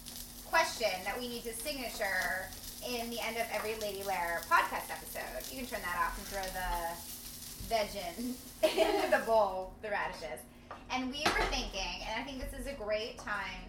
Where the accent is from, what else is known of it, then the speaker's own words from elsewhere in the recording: New Jersey, United States; I'm from New Jersey